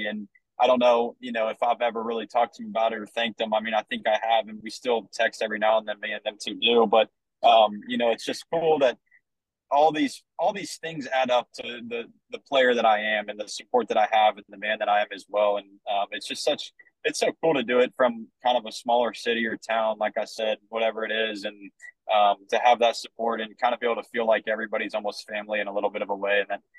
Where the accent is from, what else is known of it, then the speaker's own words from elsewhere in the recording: Vandalia, Ohio, United States; you know, we're from Vandalia, Ohio, right? Like, it's just a blue collar kind of working place.